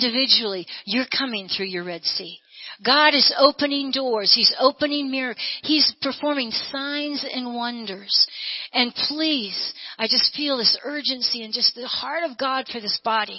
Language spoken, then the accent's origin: English; United States; I'm born and bred in America.